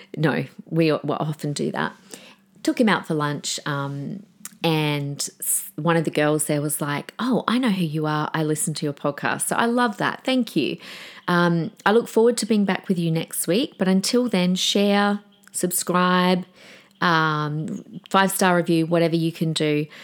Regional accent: Adelaide, South Australia, Australia; born in Adelaide, my hometown

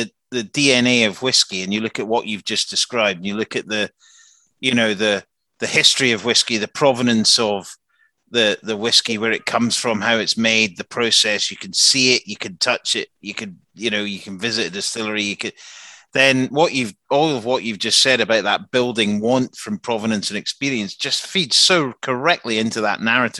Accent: Helensburgh, Scotland, United Kingdom; I'm from Helensburgh.

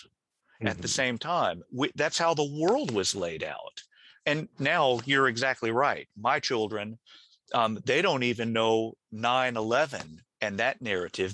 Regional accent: the American South, United States; I very vividly remember growing up in the American South

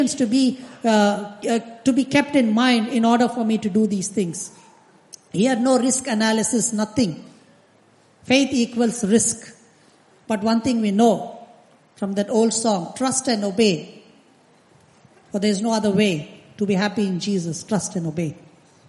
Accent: India; I come from India

